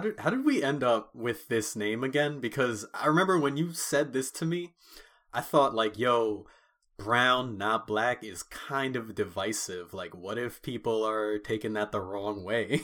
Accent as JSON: {"language": "English", "country": "United States", "said": "we're both first generation Americans, but we come from Caribbean households"}